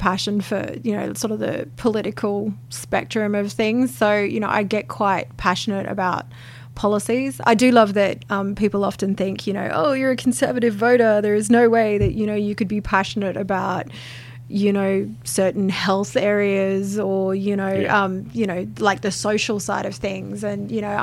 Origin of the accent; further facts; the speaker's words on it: Peachester, Queensland, Australia; growing up in Peachester, you know, where we didn't have any option but to drive